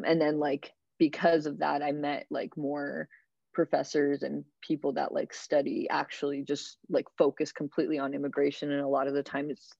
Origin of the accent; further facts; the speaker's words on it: Florida, United States; moved away as an adult; also born or lived in Chile / Japan; now in New York, United States; I am an immigrant, so like it's always been kind of part of me as being an immigrant, like growing up in Florida.